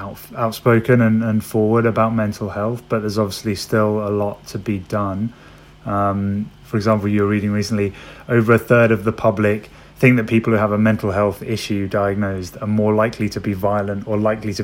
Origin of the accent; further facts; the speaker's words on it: London, United Kingdom; I'm from London.